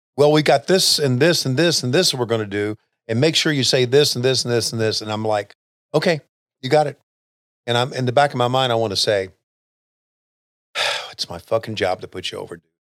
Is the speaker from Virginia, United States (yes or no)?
yes; Western Virginia, United States; I grew up in Virginia, and West Virginia realistically was not too far away 'cause I lived in Western Virginia